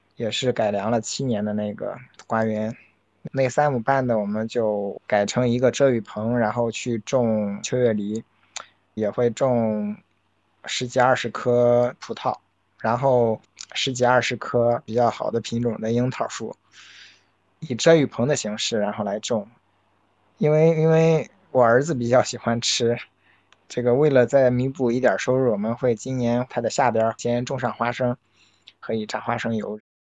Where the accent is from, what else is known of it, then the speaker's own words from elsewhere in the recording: Laixi, Shandong, China; 我在山东青岛来西市，现在是返乡第八年。我是跟父母一起经营一个二十八亩的一个小型的家庭农场